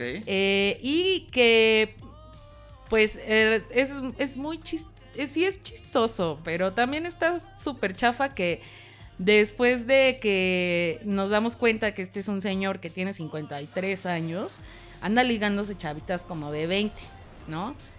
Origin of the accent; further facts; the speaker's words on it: Acapulco, Guerrero, Mexico; soy de Acapulco